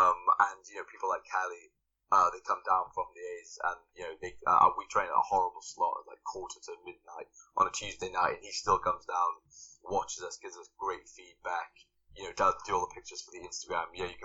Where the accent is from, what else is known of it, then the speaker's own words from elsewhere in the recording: Wales, United Kingdom; I'm from Wales, which, you know, my accent's gone a bit now.